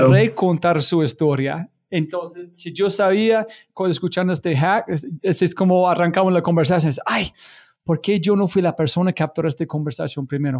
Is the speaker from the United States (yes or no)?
yes; United States; Spanish is a second language